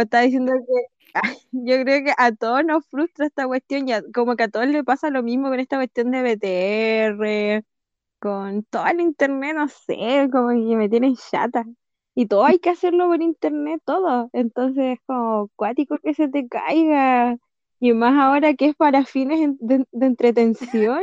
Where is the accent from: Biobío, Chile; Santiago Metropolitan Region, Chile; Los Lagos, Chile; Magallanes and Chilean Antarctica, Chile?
Magallanes and Chilean Antarctica, Chile; Punta Arenas; De Punta Arenas